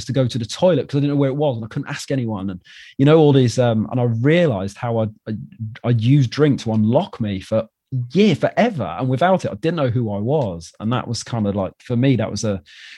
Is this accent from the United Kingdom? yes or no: yes; Wales, United Kingdom; moved away as an adult; I'm from Wales and I moved here.